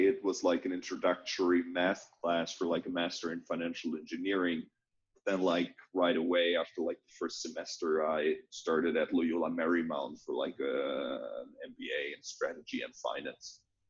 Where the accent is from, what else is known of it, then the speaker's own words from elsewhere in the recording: North Rhine-Westphalia, Germany; I mean, I grew up in a small town, right? And it was interesting.